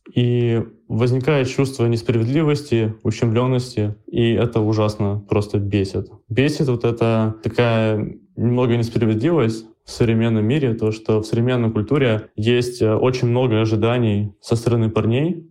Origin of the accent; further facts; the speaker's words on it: Urals, Russia; я же парень с Урала